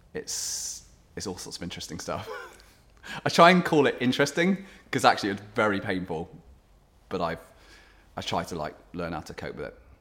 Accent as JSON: {"language": "English", "area": "Cornwall", "region": "South West England", "country": "United Kingdom", "tie": "born or raised there", "also_born_or_lived": "South Africa / London", "moved": "as an adult", "lives_now": "Sheffield, United Kingdom"}